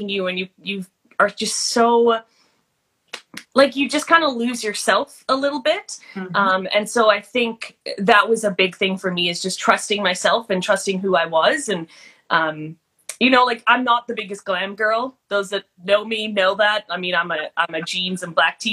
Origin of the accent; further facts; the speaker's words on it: South Africa; now in Canada; I grew up in South Africa